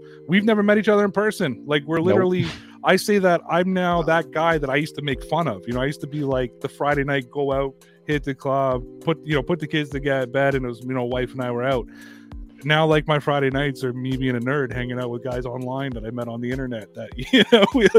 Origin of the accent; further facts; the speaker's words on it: Toronto, Ontario, Canada; I'm from Toronto